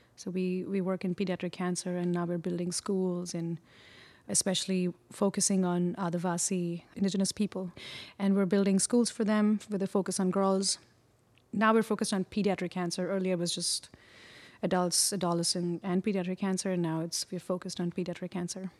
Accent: Mumbai, Maharashtra, India; moved away as an adult; also born or lived in Chennai, India / Pondicherry, India; now in Brooklyn, United States; I grew up in Bombay, and I was born in Chennai in the south of India, and then I I was in Pondicherry for about a couple of year, a couple of years, and then moved to Bombay

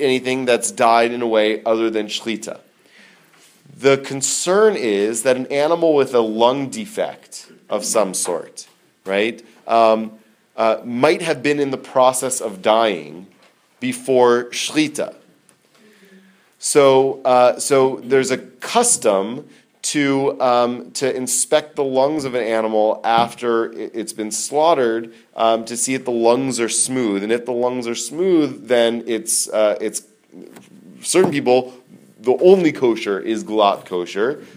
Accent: United States; also born or lived in Israel; growing up in America

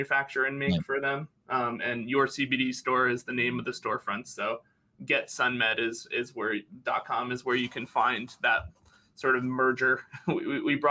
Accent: Northeast, United States; moved away as an adult; also born or lived in Florida; I'm from the Northeast originally

